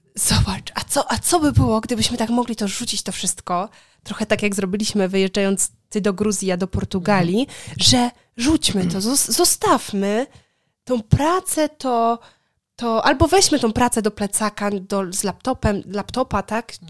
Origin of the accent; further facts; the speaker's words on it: Poland; moved away as an adult; also born or lived in Wrocław; now in Warsaw, Poland; wychowując się na wsi, co prawda moja wieś, z której pochodzę, nie jest taką typową wsią